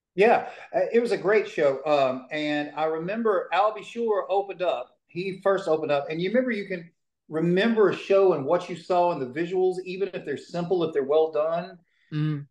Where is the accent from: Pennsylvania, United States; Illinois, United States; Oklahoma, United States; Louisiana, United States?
Louisiana, United States; Shreveport; I was born in Shreveport, Louisiana, grew up in a little bitty town